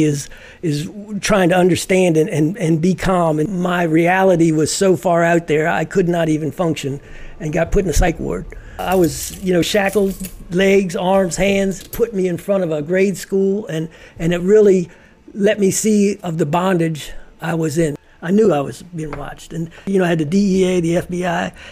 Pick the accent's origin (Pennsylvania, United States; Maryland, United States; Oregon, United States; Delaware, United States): Maryland, United States; Silver Spring; born or raised there; also born or lived in Washington, D.C.